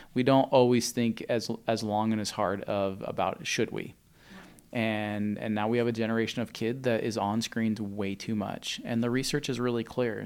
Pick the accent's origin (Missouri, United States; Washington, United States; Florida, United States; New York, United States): Washington, United States; Spokane; I grew up in Spokane